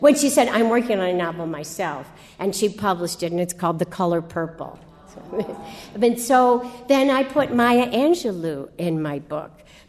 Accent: St. Louis, Missouri, United States; she found out I was from St. Louis

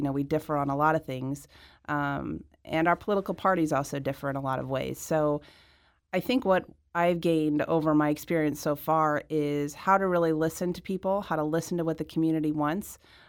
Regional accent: Midwest, United States; And I was really excited as a Midwesterner to see another Midwesterner come to D.C.

